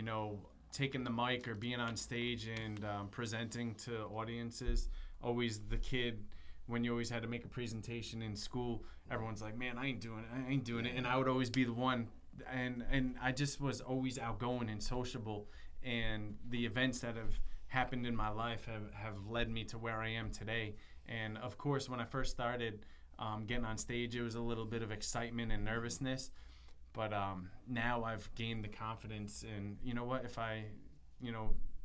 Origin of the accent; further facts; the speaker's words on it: Plainfield, Connecticut, United States; I grew up in Plainfield